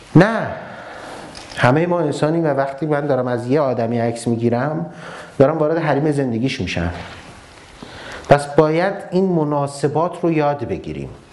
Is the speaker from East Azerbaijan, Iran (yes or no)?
no; Ahvaz, Khuzestan, Iran; moved away as an adult; now in Tehran, Iran; من از اهواز اومدم تهران من بچه اهوازم